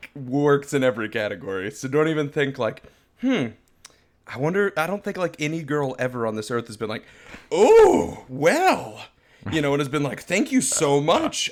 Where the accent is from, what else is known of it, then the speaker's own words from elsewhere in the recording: Florida, United States; I'm a born and raised Floridian.